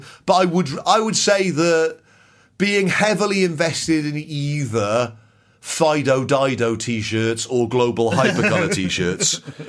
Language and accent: English; Newport, Wales, United Kingdom; I went to a school that's a state school from Newport that did Latin